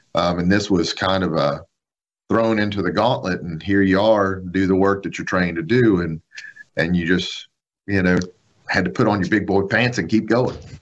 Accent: Biloxi, Mississippi, United States; I was in uh, West Biloxi, uh, born and raised right uh, in Tanglewood subdivision out by Fatima Church

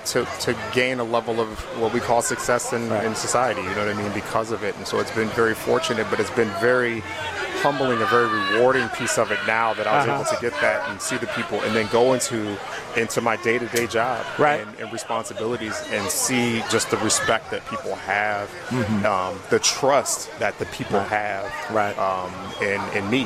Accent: Milwaukee, Wisconsin, United States; I am born, raised here right out in Milwaukee, Wisconsin

